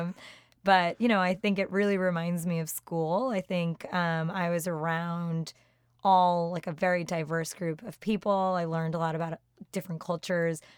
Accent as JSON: {"language": "English", "town": "Randolph", "region": "New Jersey", "country": "United States", "tie": "born or raised there", "also_born_or_lived": "Boston", "moved": "as an adult", "lives_now": "New York, United States", "said": "Grew up in Randolph, New Jersey"}